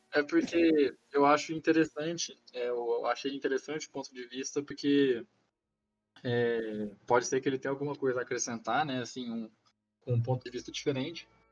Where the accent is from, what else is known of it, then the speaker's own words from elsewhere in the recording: Goiás, Brazil; also born or lived in Rio Verde, Goiás; eu sou daqui do estado de Goiás, é, moro no interior aqui da, do estado, numa cidadezinha